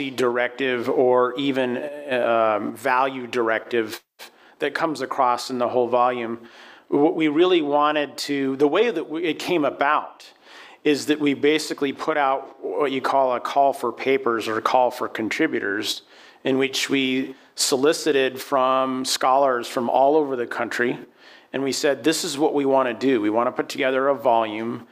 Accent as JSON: {"language": "English", "town": "Aspen", "region": "Colorado", "country": "United States", "tie": "born or raised there", "also_born_or_lived": "New Orleans, Louisiana", "moved": "yes", "said": "I'm from the West. I'm from Colorado. I'm from Aspen, Colorado. And you grow up, and environmental issues and concerns are just out there."}